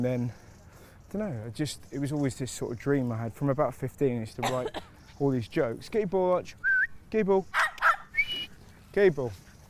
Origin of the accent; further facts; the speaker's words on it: Bristol, South West England, United Kingdom; Like, I'm from Bristol, but we moved around.